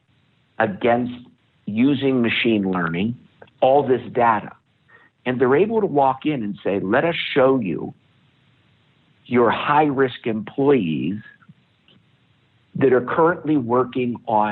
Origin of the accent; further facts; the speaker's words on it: United States; as an American